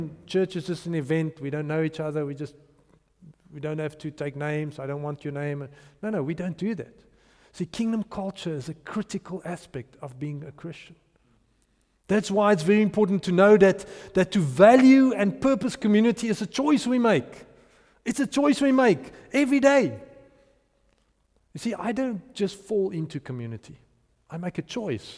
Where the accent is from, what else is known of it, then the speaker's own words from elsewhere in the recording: Potchefstroom, North West, South Africa; I grew up in Potchefstroom, and we've got a strong Tswana culture there